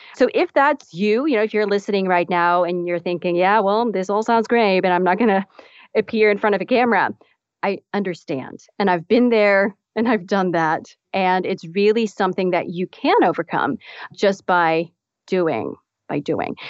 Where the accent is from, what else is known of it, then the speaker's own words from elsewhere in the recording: Netherlands; moved away as an adult; also born or lived in Texas, United States / Dallas; I'm actually from the Netherlands. So I was b, uh, born and raised in the Netherlands.